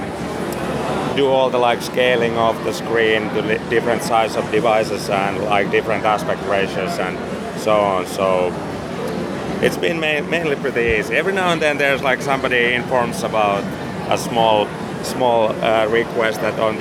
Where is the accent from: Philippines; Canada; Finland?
Finland; I'm from Finland